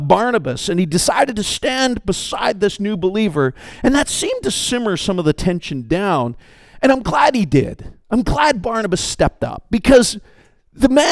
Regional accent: Canada; I'm Canadian

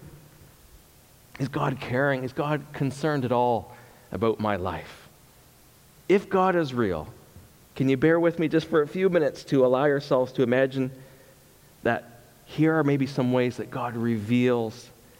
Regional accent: Canada; I'm Canadian too

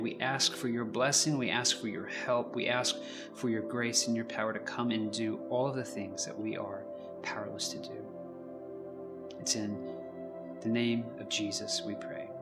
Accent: United States

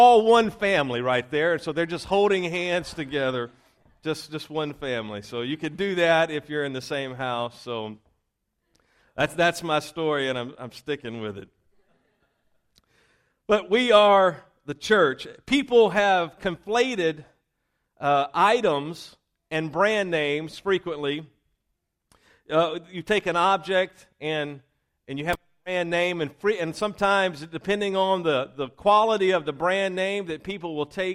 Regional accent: Louisiana, United States; also born or lived in Mississippi; raised in Louisiana.

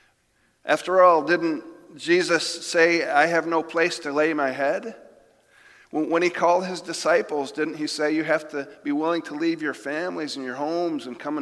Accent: Jamestown, New York, United States; moved away; my hometown of Jamestown, New York

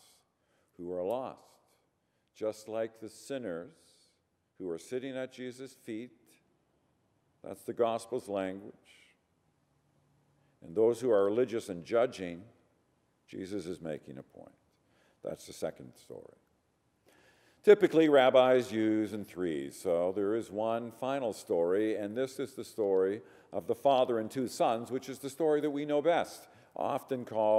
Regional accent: Ireland; I'm Irish

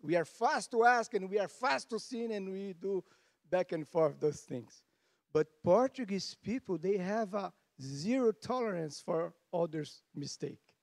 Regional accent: Canada; we are Canadian, tough people.

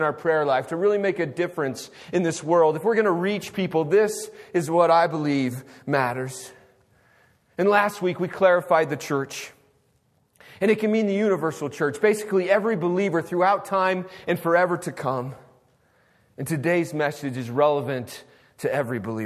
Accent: United States; As an American

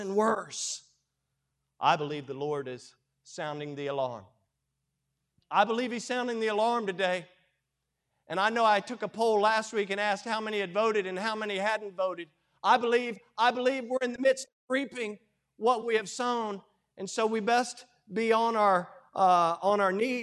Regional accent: United States; I'm as American as they come

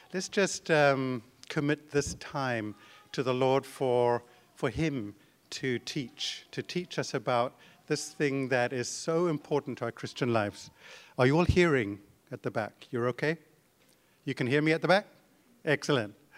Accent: Zimbabwe; moved away as an adult; now in Canada; my wife and I were born in Zimbabwe, and, uh, grew up there

